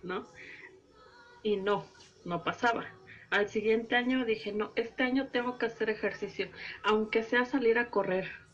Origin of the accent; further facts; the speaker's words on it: Veracruz, Mexico; Yo soy jarocha